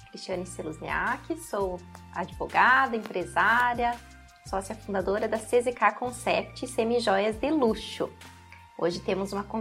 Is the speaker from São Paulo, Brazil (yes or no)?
no; Irati, Paraná, Brazil; Então eu nasci em Irati, sou de Irati mesmo, né?